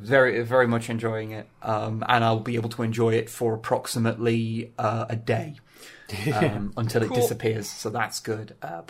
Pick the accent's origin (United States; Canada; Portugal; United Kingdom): United Kingdom; East Midlands; accent: Derbyshire; So I try and stop doing that now and just let myself sound Derbyshire from time to time.